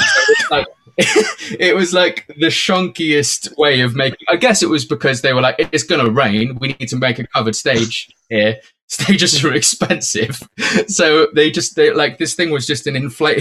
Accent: Cheltenham, South West England, United Kingdom; Cheltenham, which was my hometown

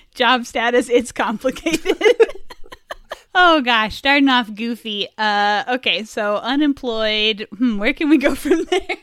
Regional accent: Indiana, United States; we're both from Indiana

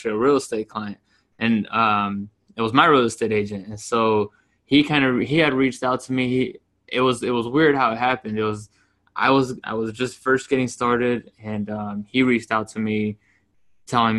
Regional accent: Yuma, Arizona, United States; moved away as an adult; now in Phoenix, United States; So I'm in Phoenix, Arizona. I grew up in Yuma, Arizona, came up here, came to school

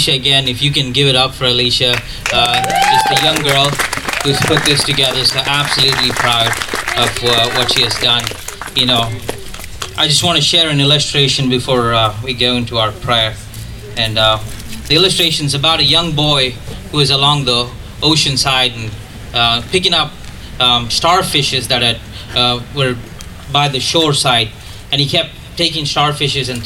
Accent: Grafton, Wisconsin, United States; I'm from Grafton

